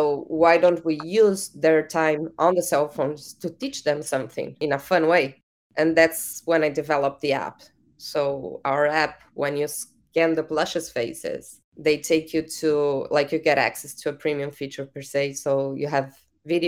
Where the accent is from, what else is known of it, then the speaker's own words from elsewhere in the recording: Uruguay; I'm from Latin America. I'm from Uruguay.